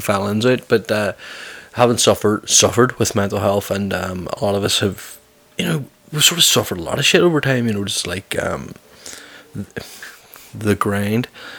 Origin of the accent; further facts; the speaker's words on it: Belfast, Northern Ireland, United Kingdom; because I do get a lot of stick about my accent, because I'm from Belfast and I tone my accent down.